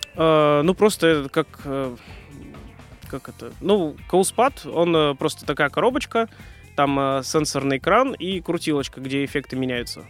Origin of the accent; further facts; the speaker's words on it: Moscow, Russia; also born or lived in Oryol; я родился в Орле и где-то лет 8, э, наверное, переехал в Москву. Uh Э, учился в школе 1429